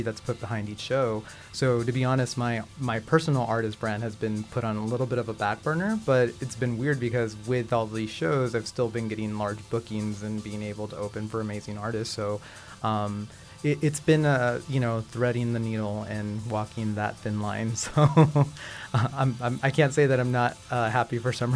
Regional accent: Barcelona, Catalonia, Spain; now in Los Angeles, United States; I'm from Barcelona

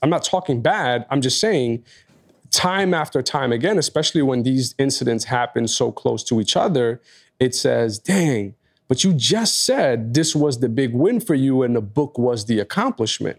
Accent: New York, United States; as a New Yorker

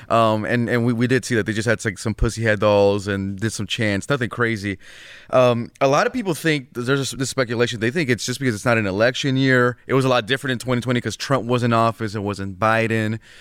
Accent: California, United States; I'm from California

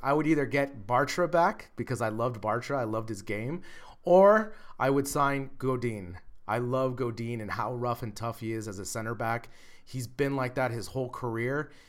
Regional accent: United States; now in Madrid, Spain; as an American

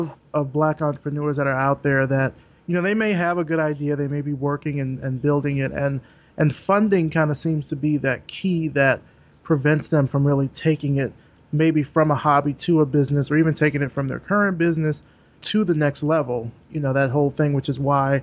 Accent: Alabama, United States; I'm from Alabama

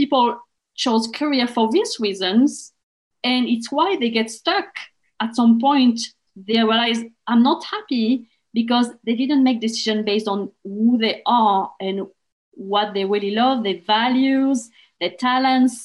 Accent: France; English is a second language; moved away as an adult; when I was back in France, because I'm from France originally

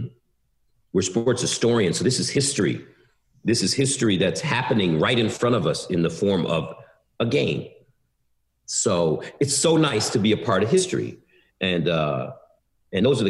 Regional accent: Detroit, Michigan, United States; I'm still from Detroit

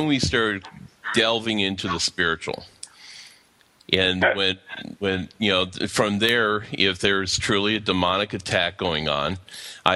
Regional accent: Pennsylvania, United States; moved away as an adult; now in Atlanta, United States; I'm actually originally out of Pennsylvania, but currently I'm living in southwest of Atlanta, Georgia.

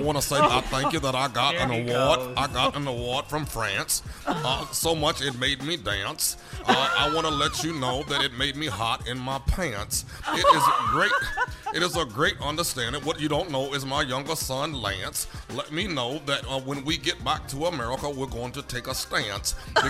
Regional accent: Chicago, Illinois, United States; But here I am bringing it back to home, to my hometown of Chicago, Illinois.

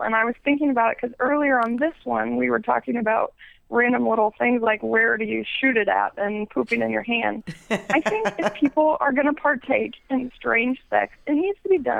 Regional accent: Illinois, United States; I am from Illinois. I'm from a really, really tiny little itty bitty town

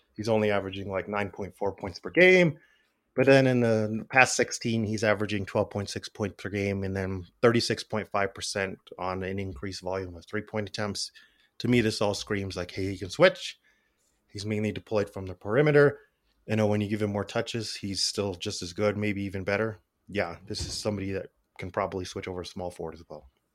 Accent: Albuquerque, New Mexico, United States; moved away; I grew up in Albuquerque around a lot of gang violence

